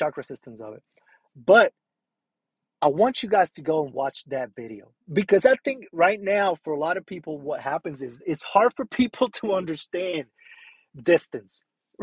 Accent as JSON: {"language": "English", "country": "Puerto Rico", "moved": "yes", "said": "I'm originally from Puerto Rico"}